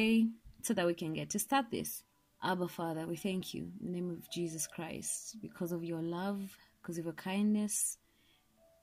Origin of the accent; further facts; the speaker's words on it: Kenya; I'm Kenyan